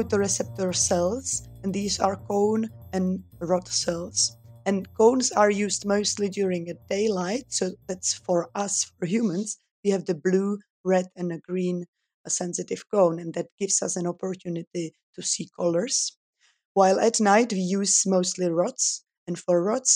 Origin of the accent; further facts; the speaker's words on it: Czechia; also born or lived in Switzerland; I'm originally from the Czech Republic, where I was born and educated